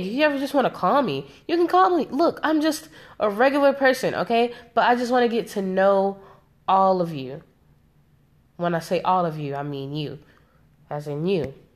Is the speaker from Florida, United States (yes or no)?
no; South Carolina, United States; I'm from South Carolina, South Carolina. Like, all of my people are from South Carolina